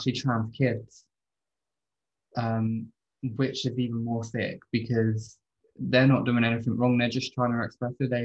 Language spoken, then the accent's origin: English; United Kingdom; I grew up in a really rough area. I'm from Lee Park, you know, we're a very notorious community.